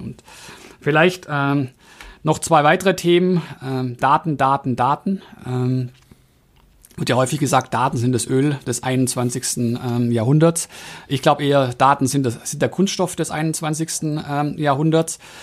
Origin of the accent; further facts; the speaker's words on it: Swabia, Germany; als Schwabe